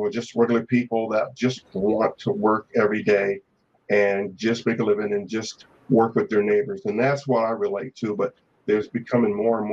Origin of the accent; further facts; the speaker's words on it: Connecticut, United States; moved away as an adult; also born or lived in Germany / Grand Forks, North Dakota; now in North Dakota, United States; I'm from the East Coast, from Connecticut, but I joined the military in 1977